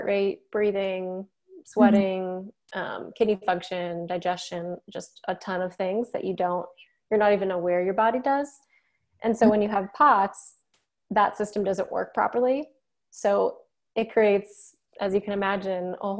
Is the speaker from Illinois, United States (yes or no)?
yes; Chicago, Illinois, United States; moved away as an adult; now in Columbia, United States; I'm originally from the Chicago area